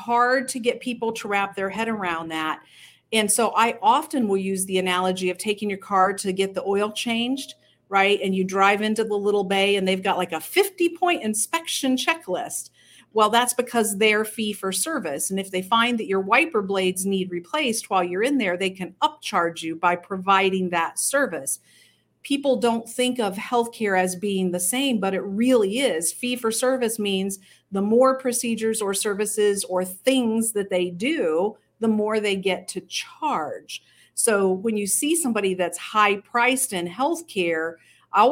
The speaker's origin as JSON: {"language": "English", "country": "United States", "said": "we as Americans"}